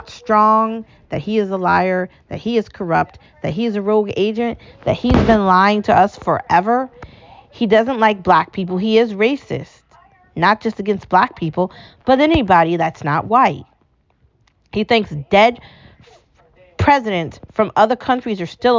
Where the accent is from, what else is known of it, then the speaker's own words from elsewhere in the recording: United States; also born or lived in New England; I love being American